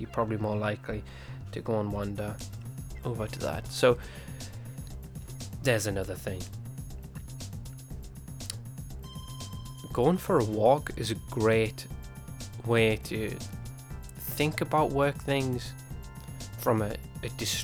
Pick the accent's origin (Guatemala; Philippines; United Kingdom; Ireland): United Kingdom; England; being English